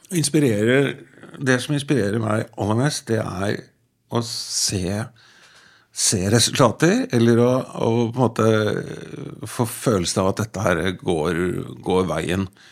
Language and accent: Norwegian; Bærum, Akershus, Norway; født og oppvokst i Bærum av foreldre som kommer fra Vestlandet.